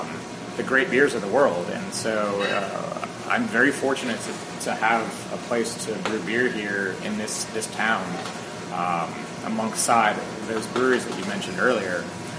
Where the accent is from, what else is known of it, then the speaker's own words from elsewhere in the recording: right outside of Philadelphia, New Jersey, United States; So I'm from South Philadelphia, or South Jersey, right outside of Philadelphia. Right. My parents grew up there. I went to high school in Philadelphia.